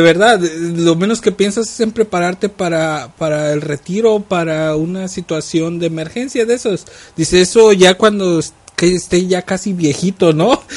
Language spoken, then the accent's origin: Spanish; Jalisco, Mexico; now in United States; el lado de donde yo soy, que es de Jalisco